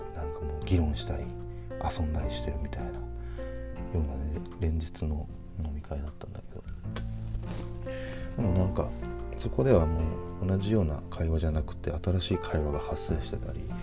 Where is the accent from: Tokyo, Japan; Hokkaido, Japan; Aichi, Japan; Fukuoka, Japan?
Hokkaido, Japan; now in Kyoto, Japan; 僕は北海道で生まれ育った